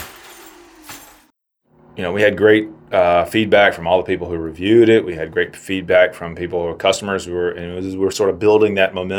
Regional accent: South Carolina, United States; moved away; I'm from South Carolina, and the sewing industry down there used to be knitted wear

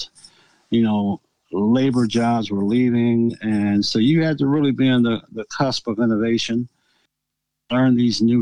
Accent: Akron, Ohio, United States; also born or lived in North Canton, Ohio; I went to West Virginia High School in West Akron

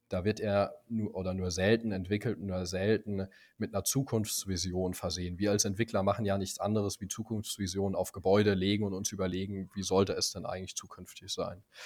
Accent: Speyer, Rhineland-Palatinate, Germany; now in Potsdam, Germany; ich komme eigentlich aus Speyer, einer kleinen pfälzischen, sehr historischen Stadt.

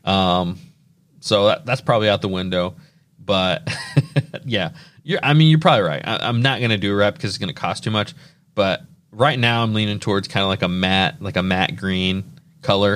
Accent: Indiana, United States; we're from Indiana

